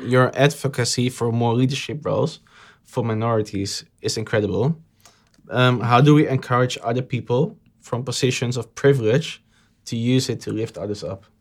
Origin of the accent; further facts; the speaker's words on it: Amsterdam, North Holland, Netherlands; I grew up in the subhoods of Amsterdam.